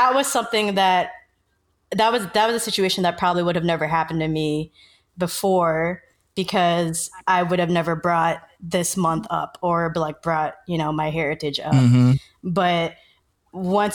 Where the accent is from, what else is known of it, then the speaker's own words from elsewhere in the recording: United States; I'm Filipino American, so my parents immigrated from the Philippines before I was born. So I was born in America.